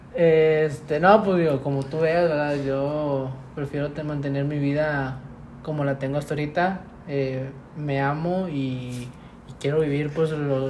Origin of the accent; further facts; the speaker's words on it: Mexico; todas las personas que vivimos y somos mexicanos